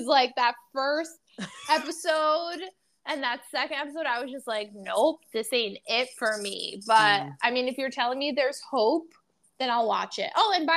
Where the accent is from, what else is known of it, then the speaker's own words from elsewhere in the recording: New York City, New York, United States; New York, obviously, I've been living here for my entire life. I'm a New Yorker through and through.